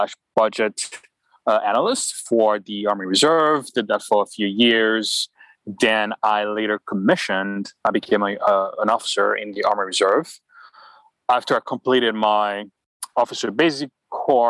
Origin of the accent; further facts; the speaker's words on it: Port-au-Prince, Ouest, Haiti; moved away as an adult; also born or lived in New York, United States; now in United States; I grew up in Port-au-Prince, Haiti